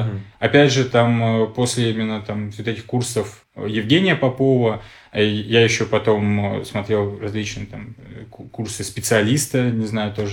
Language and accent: Russian; Khanty-Mansi Autonomous Okrug, Russia; also born or lived in Tashkent / Israel / Belgorod; now in Moscow, Russia; я родился в Ташкенте, вырос в Ханты-Мансийском автономном округе, жил в Израиле, потом в Белгороде, а в итоге сейчас вот 8 лет в Москве.